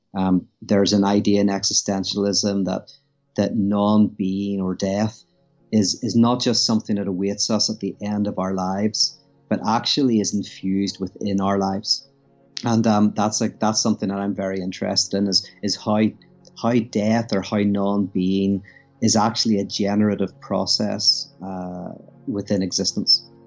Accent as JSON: {"language": "English", "town": "Belfast", "region": "Northern Ireland", "country": "United Kingdom", "tie": "born or raised there", "moved": "as an adult", "lives_now": "United States", "said": "I'm from Belfast, Northern Ireland. Uh, currently live in America."}